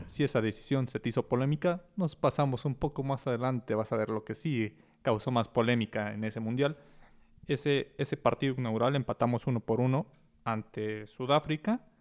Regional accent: Mexico; como mexicanos que vivimos en México

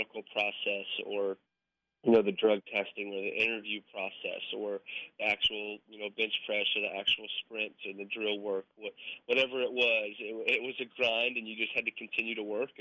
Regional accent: Colorado, United States; moved away as an adult; now in Kansas, United States; growing up in Colorado, you know, I was around the Denver Broncos.

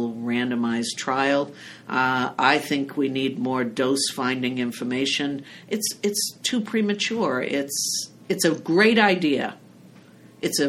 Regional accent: Salem, Massachusetts, United States; from Salem, Massachusetts

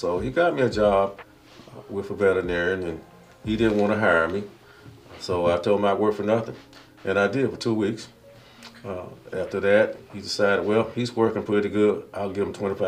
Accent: Miami, Florida, United States; now in Atlanta, United States; Originally, I grew up in Miami, Florida

